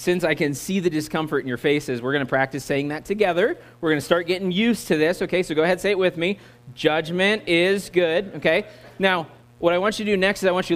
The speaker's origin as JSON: {"language": "English", "country": "United States", "accent": "American", "said": "my American accent"}